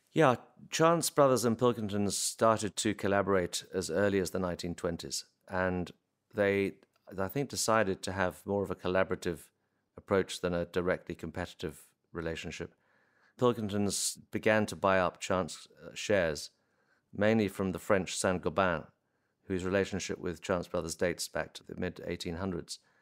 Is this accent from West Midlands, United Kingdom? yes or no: yes; Warwickshire, West Midlands, United Kingdom; I grew up in Warwickshire